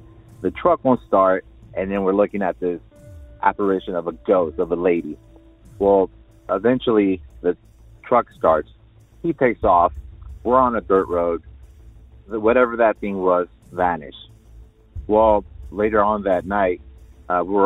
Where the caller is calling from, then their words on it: Riverside, California, United States; I'm calling from Riverside, California